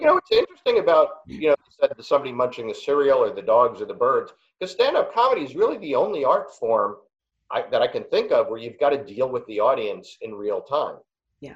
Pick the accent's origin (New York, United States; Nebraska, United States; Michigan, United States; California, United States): New York, United States; New York City; I'm from Queens and I went to Wharton